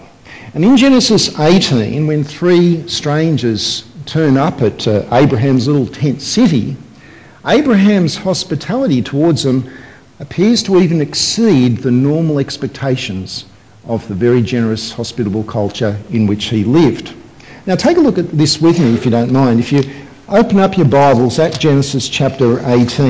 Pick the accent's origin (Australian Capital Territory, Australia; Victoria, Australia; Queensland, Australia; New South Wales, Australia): New South Wales, Australia; Sydney; growing up in Sydney, I had friends who were whose families were Middle Eastern families